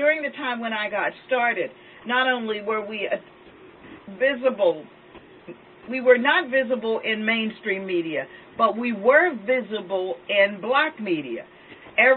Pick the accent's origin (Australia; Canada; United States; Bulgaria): United States; Pittsburgh, Pennsylvania; I'm from Pittsburgh, Pennsylvania